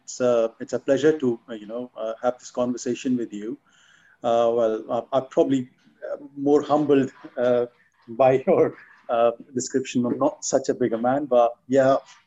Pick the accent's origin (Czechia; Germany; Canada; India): India; Delhi; I'm from Delhi, yes.